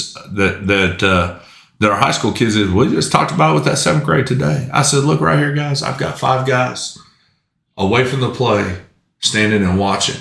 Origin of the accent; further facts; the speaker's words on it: Tuttle, Oklahoma, United States; also born or lived in Chickasha, Oklahoma; I grew up in Tuttle. I started playing Little League football in Tuttle. That's where I cut my teeth and that's where I learned to play up until ninth grade and I moved